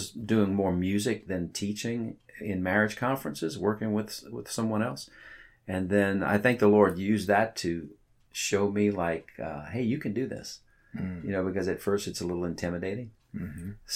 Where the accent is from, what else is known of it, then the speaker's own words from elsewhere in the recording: South Louisiana, United States; I was born in South Louisiana